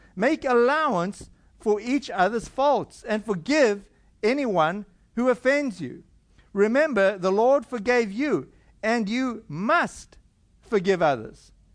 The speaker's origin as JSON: {"language": "English", "country": "South Africa", "said": "I come from South Africa"}